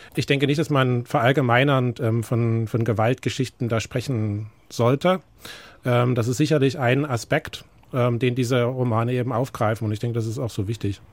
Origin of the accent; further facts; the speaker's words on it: East Germany, Germany; mein Vater kommt aus den USA, ich bin trotzdem in Ostdeutschland aufgewachsen